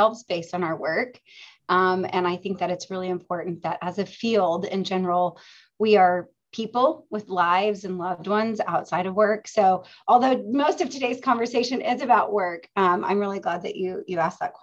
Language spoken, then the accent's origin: English; Oklahoma, United States; moved away as an adult; also born or lived in Los Angeles; I grew up in Oklahoma and I attended the University of Central Oklahoma as an undergraduate.